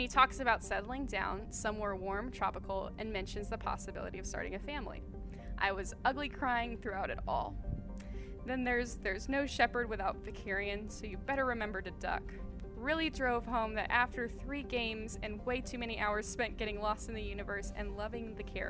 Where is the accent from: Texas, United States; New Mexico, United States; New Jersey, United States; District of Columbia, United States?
Texas, United States; Houston; moved away as an adult; also born or lived in Orange, California; now in Burbank, United States; I am originally from Houston, Texas.